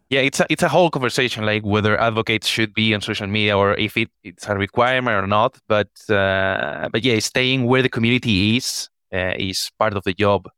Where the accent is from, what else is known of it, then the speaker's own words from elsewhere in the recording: Spain; I'm from Spain